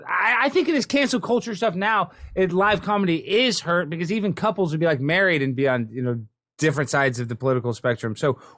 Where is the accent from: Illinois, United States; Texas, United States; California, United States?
Texas, United States; I'm doing the recycling because I'm from Texas.